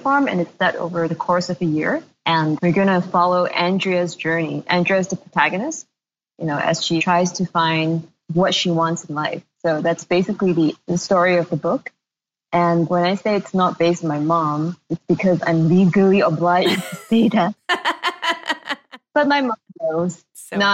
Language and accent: English; Malaysia; moved away; also born or lived in Singapore; I am from Malaysia, but I hadn't been living in Malaysia for over a decade, more than that, before I moved back